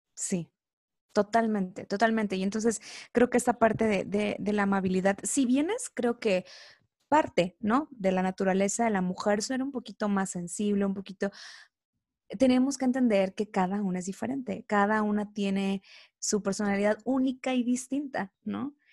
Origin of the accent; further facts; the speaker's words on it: Coatzacoalcos, Veracruz, Mexico; now in Mexico City, Mexico; Soy originaria de Veracruz, específicamente del puerto de Coatzacoalcos, Veracruz, así que soy orgullosamente veracruzana.